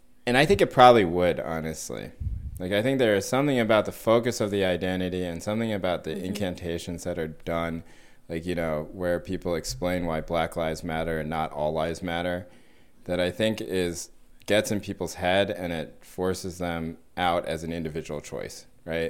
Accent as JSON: {"language": "English", "region": "North Carolina", "country": "United States", "tie": "born or raised there", "said": "I grew up in North Carolina"}